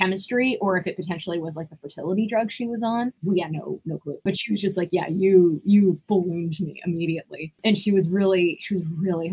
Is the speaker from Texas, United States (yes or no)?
no; Rye, New York, United States; I grew up in Rye, New York specifically